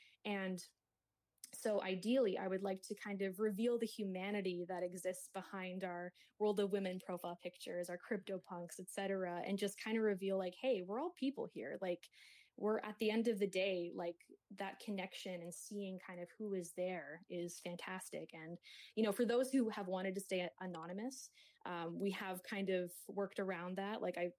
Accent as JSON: {"language": "English", "town": "Kingston", "region": "Ontario", "country": "Canada", "tie": "born or raised there", "said": "It's just like a landscape of these lilacs outside of my hometown, Kingston, Ontario."}